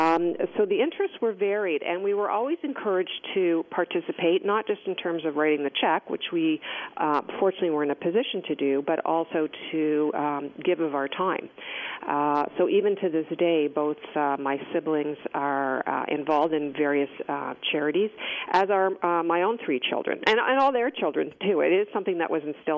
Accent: Toronto, Ontario, Canada; I had grown up and gone to school here in Toronto, like you said, one of three children

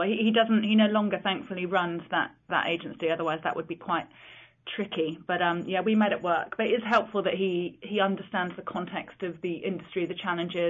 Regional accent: Chipping Norton, South East England, United Kingdom; also born or lived in London; I was born many years ago. It was the only place that actually had a maternity hospital. So I'm from Oxfordshire, but Chipping Norton is just a small village

